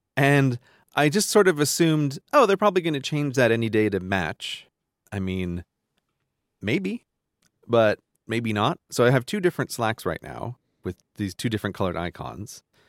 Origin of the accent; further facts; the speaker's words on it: New York, United States; I grew up in New York